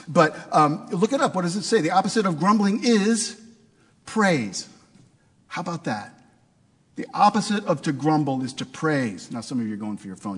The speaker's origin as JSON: {"language": "English", "town": "St. Louis", "region": "Missouri", "country": "United States", "tie": "born or raised there", "said": "I grew up in St. Louis, Missouri."}